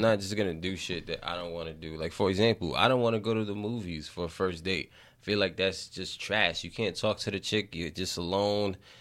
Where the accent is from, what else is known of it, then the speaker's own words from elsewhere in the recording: New York City, New York, United States; I grew up in the Bronx. I grew up in the inner city